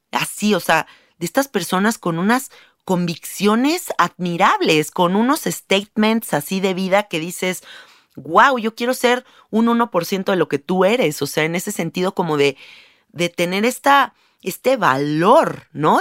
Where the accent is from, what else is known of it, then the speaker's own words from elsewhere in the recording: Mexico; Yo vivo en un país, siendo mexicana